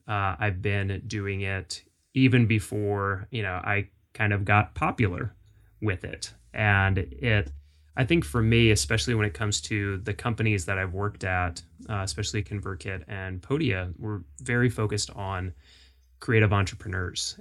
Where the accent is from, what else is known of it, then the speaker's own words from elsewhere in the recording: Jacksonville, Florida, United States; moved away as an adult; now in Nashville, United States; I grew up in Florida, Florida boy, uh, Jacksonville